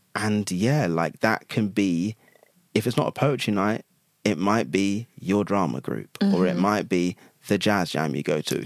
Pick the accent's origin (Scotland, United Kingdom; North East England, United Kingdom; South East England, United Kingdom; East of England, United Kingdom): East of England, United Kingdom; Chelmsford; I was born in Chelmsford, which is a like I mean, it's now a city